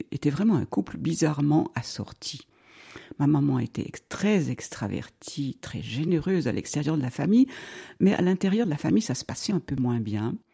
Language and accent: French; Romandy, Switzerland; also born or lived in Zurich; now in Vaud, Switzerland; Je suis née en 1948, ça veut dire que j'ai 73 ans. Je suis née à Zurich, et puis, euh, dès l'âge de 6-7 ans, je suis venue en Suisse romande.